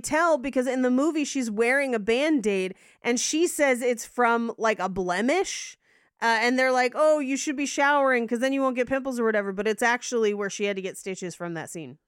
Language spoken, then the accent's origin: English; United States; we are American